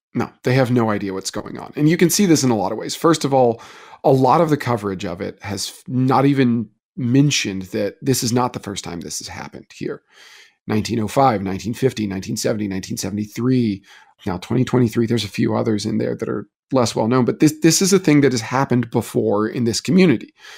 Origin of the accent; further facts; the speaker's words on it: Wilmore, Kentucky, United States; I'm from Wilmore